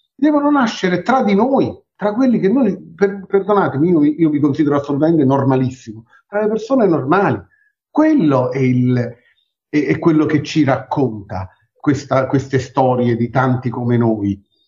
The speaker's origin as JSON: {"language": "Italian", "town": "Naples", "region": "Campania", "country": "Italy", "said": "noi siamo napoletani e mm, viviamo nel centro di Napoli"}